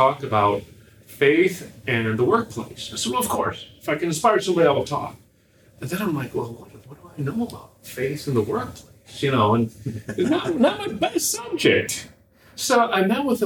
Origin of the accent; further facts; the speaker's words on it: Chicago, Illinois, United States; I'm from Chicago